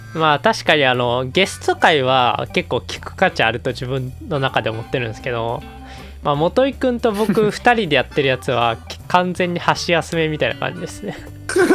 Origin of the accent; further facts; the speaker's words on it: Kansai, Japan; 我々関西人